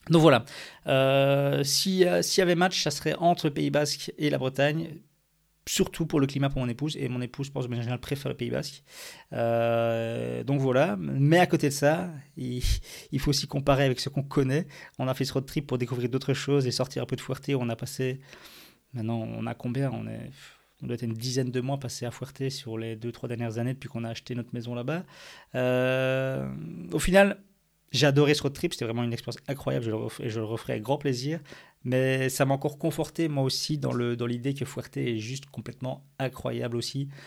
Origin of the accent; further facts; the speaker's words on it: Belgium; on va, avoir le même climat que chez nous en Belgique, où il fait moche 9 euh, mois sur l'année.